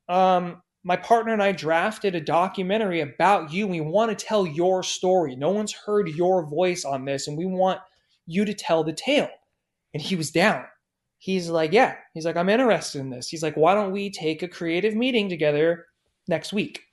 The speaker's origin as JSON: {"language": "English", "town": "San Diego", "region": "California", "country": "United States", "tie": "born or raised there", "said": "my hometown in San Diego"}